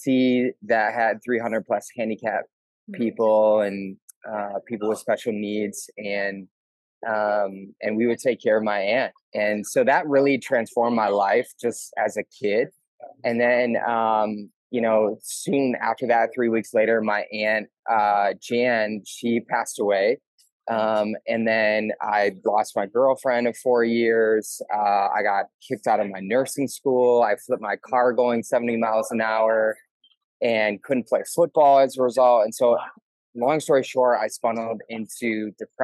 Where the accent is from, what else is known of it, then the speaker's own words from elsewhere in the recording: Milwaukee, Wisconsin, United States; I grew up in Milwaukee